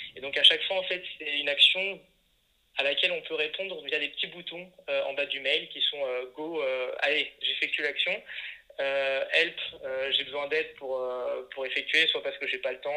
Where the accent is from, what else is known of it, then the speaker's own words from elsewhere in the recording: Le Creusot, Bourgogne-Franche-Comté, France; moved away; also born or lived in Paris; je viens de la Bourgogne, d'une ville qui s'appelle Le Creusot